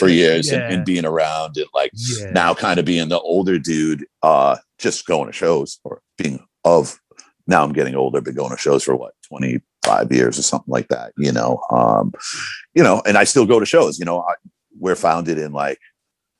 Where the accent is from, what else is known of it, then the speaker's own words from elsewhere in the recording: Boston, Massachusetts, United States; also born or lived in Brockton; growing up in Boston